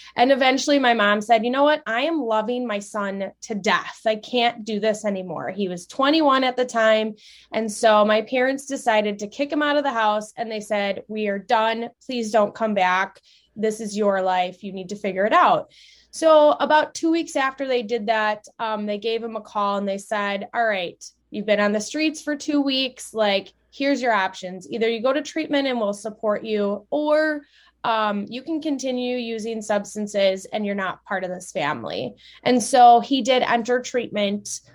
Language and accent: English; central Wisconsin, United States; I grew up in Wisconsin, um, central Wisconsin